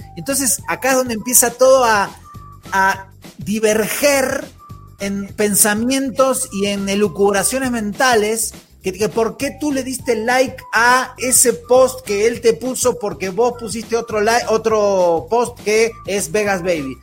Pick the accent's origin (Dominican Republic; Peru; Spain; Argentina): Argentina; moved away; cómo somos los argentinos